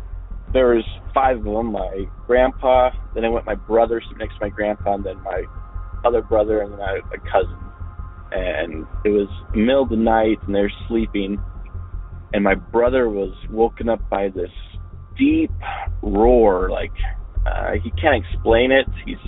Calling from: Salt Lake City, Utah, United States; I'm a caller from Salt Lake City, Utah

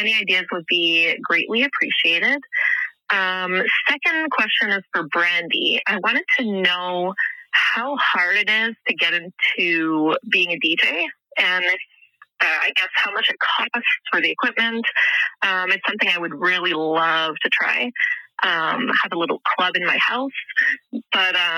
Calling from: Ottawa, Ontario, Canada; I'm calling from Ottawa, Canada

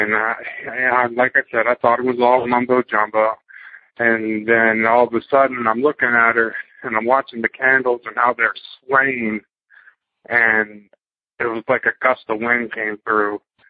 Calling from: Fredericksburg, Virginia, United States; I'm from Fredericksburg, Virginia

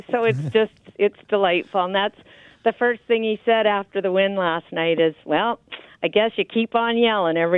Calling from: Alberta, Canada; Hi there. I'm calling from Alberta.

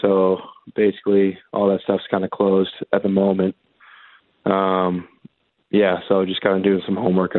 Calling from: Riverview, New Brunswick, Canada; Riverview, New Brunswick.

